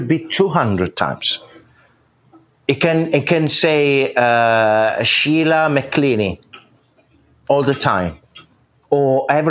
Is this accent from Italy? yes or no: yes; northern Italy, Italy; I'm from Europe. Where in Europe? Italy, north of Italy.